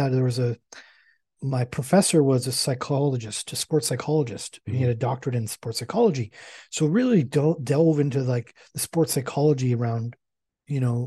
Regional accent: Canada; I'm Canadian

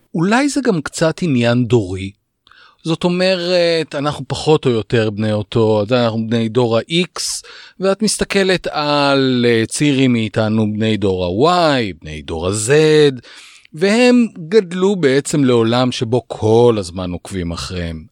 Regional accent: Israel; כאן בישראל אנחנו ישראלים

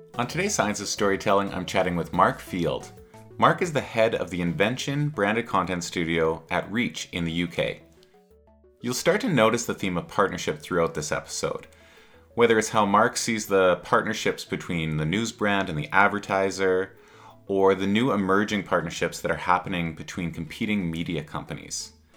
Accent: Canada; I'm Canadian.

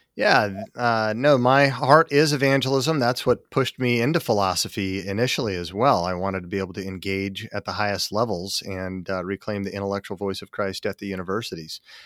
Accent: Salt Lake City, Utah, United States; I grew up in Salt Lake City, Utah, as a seventh generation Mormon

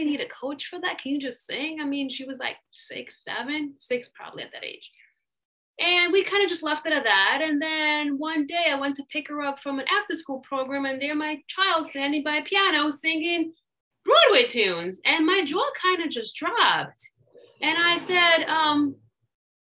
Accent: Russia; now in United States; I was born and raised in Russia, and my parents were immigrants

